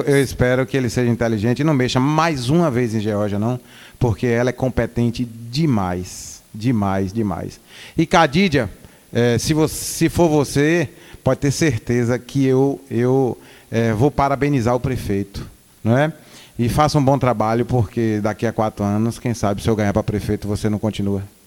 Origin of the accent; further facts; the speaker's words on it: Northeast Region, Brazil; moved away as an adult; now in Bahia, Brazil; eu sou nordestino